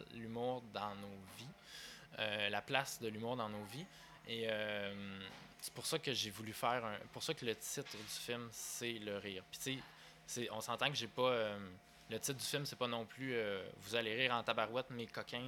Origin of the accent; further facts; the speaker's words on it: Sherbrooke, Quebec, Canada; also born or lived in Victoriaville, Quebec; moi, je suis natif de Victoriaville, dans les Bois-Francs. Puis à 10 ans